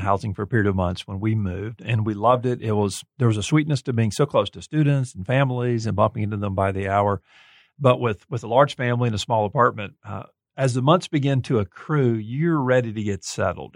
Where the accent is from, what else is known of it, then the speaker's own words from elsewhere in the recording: Gulf Coast, United States; now in Kansas City, United States; I'm from the Gulf Coast